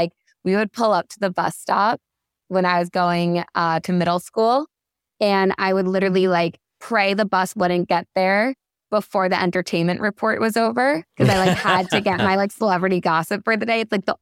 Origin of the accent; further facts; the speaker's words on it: Long Island, New York, United States; I grew up on Long Island, a loyal listener of WBLI and Z100 a little bit. But where I'm from, the audio would cut in and out for Z100. I was a little too far out on Long Island.